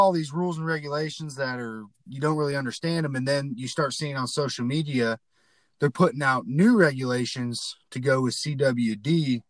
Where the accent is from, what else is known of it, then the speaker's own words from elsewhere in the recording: Ozark, Missouri, United States; We're from Southwest Missouri in a little town called Ozark.